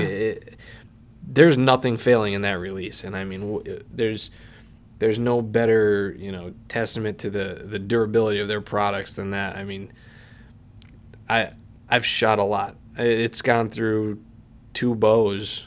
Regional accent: Pennsylvania, United States; I'm from Pennsylvania

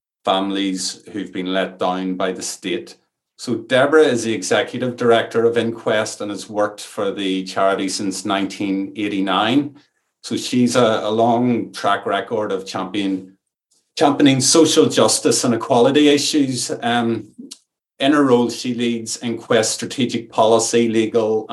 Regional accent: Ireland; accent: Irish; You'll maybe detect from my accent that I'm Irish and I'm speaking from an Irish rainforest

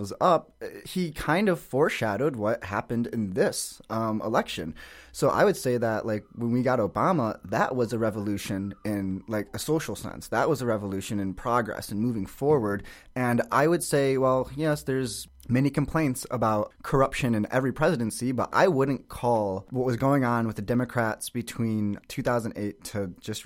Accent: Michigan, United States; I grew up in Michigan

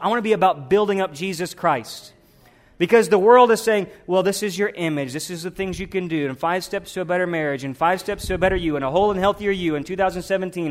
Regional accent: the South, United States; Growing up in the South

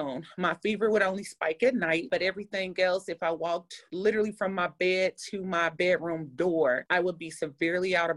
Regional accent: St. Louis, Missouri, United States; I'm from St. Louis

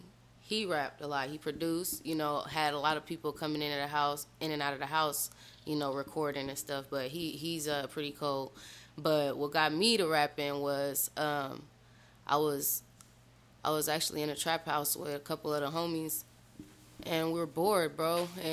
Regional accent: Phoenix, Arizona, United States; I grew up in Phoenix, Arizona, bro. All everywhere in Phoenix.

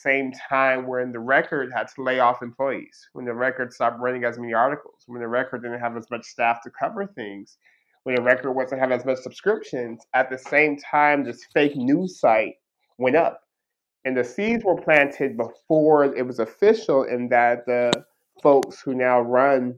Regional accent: Stockton, California, United States; I'm born and raised in Stockton

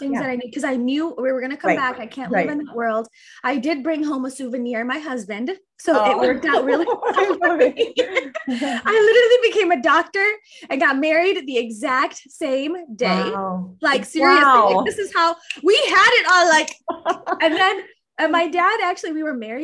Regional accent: Naperville, Illinois, United States; I grew up in Naperville, Illinois. I've been here in the Chicagoland area almost all my life

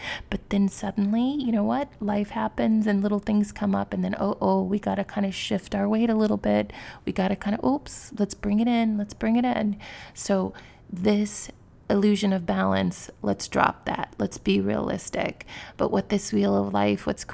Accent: Missouri, United States; moved away; where I grew up in Missouri, it's a very different world.

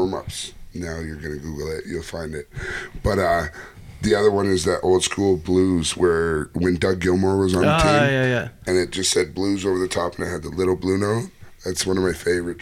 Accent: closer to Buffalo than Toronto, Ontario, Canada; now in Auckland, New Zealand; I'm Canadian

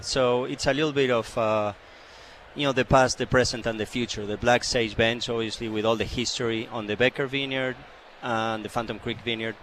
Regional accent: Argentina; also born or lived in Chile; now in Canada; I'm from Argentina originally

